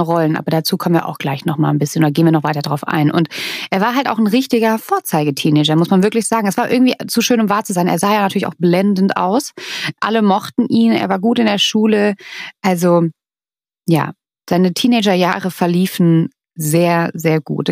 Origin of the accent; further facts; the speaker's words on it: Germany; Bei uns in Deutschland